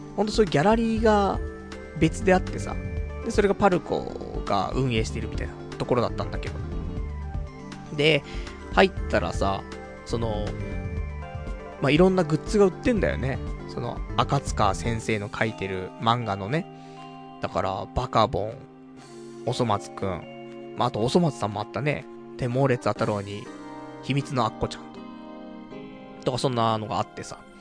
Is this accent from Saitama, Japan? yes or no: yes; Saitama, Japan; 埼玉生まれ、埼玉育ち